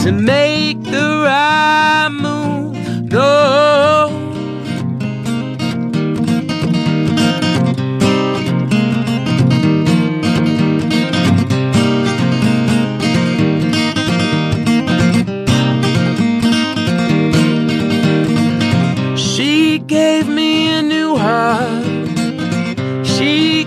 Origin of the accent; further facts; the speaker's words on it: Canada; also born or lived in Oregon, United States; I was born in Oregon, and then when I was about four, we moved up to Canada, where my mom is from